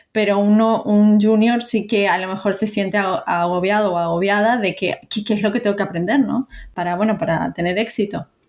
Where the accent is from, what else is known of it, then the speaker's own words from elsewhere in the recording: Uruguay; moved away; yo nací en Uruguay